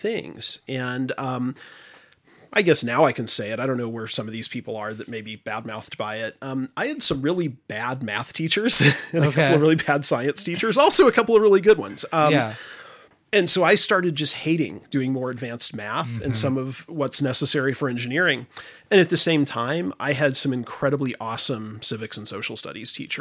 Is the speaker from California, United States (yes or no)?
no; Oklahoma, United States; moved away as an adult; now in Wisconsin, United States; I grew up in Oklahoma.